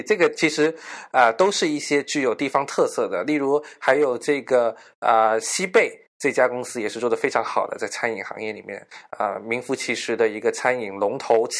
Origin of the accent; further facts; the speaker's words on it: Guangzhou, Guangdong, China; moved away as an adult; now in Beijing, China; 我是一个广州的一个呃人嘛，我就我从小是在广州长大的，我这几年到了北京工作，